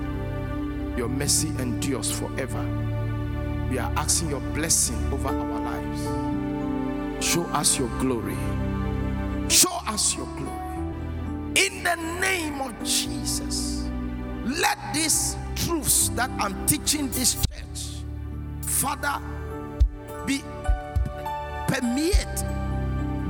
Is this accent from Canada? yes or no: no; Ghana; I'm a black man. I'm a Ghanaian